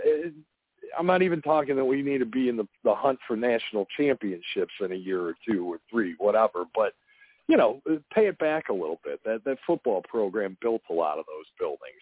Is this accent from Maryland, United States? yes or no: no; Chicago, Illinois, United States; moved away; I'm from Chicago originally